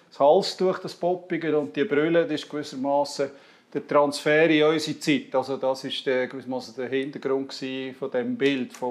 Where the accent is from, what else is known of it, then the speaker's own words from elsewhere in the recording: Zurich, Switzerland; also born or lived in Emmental; ich bin aber, äh, meine zweite Heimat ist Emmental. Ich war 22 Jahre Pfarrer in Lingen. Ähm, und komme ursprünglich aus dem Zürich Oberland